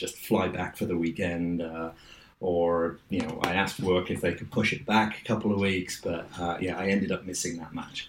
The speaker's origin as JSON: {"language": "English", "town": "Wolverhampton", "region": "West Midlands", "country": "United Kingdom", "tie": "born or raised there", "accent": "Ettingshall Park", "moved": "as an adult", "lives_now": "New York, United States", "said": "I was born in, like I said, Ettingshaw Park, Slopes of Sedgley Beacon. Born and grew up there first 20 years of my life"}